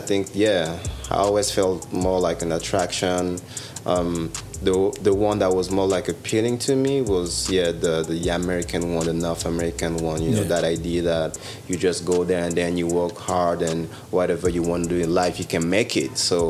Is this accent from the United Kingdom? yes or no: no; Gabon; moved away as an adult; also born or lived in France; now in Toronto, Canada; born and raised in Gabon. And then after that, after high school, I went on to spend some years in France